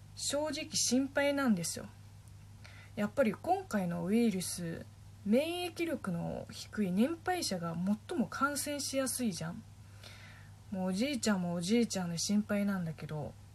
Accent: Linhai, Zhejiang, China; Japanese is a second language; now in Japan; うちの地元の臨海市も、えっと、大衆市の中の一つの区みたいなもん

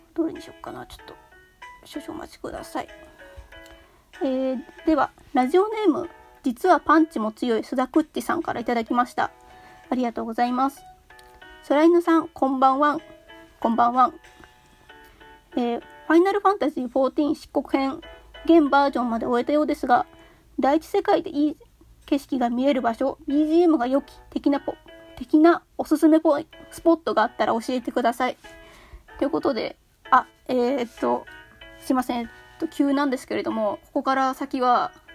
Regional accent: Kanto, Japan; 私はまあ関東住みというか関東生まれ関東育ち

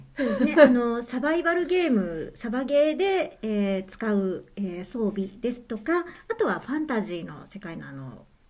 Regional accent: Nara, Japan; now in Nagahama, Japan; 奈良県奈良市の生まれで

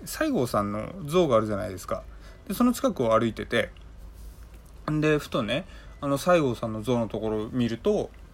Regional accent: Hokkaido, Japan; moved away as an adult; now in Tokyo, Japan; 上京するまで北海道にいた

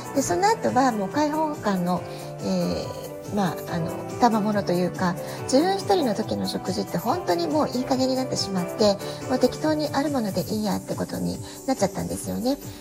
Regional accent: Japan; now in San Diego, United States; 私たち日本で生まれ育った、えー、日本人の母親

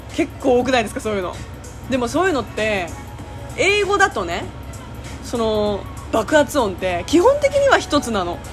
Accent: Japan; first language Japanese; 私は日本で暮らしてきて、ほとんど日本の言葉に馴染んでる

